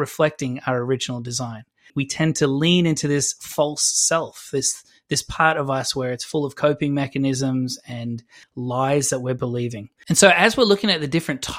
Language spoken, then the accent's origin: English; Adelaide, South Australia, Australia; I'm from Adelaide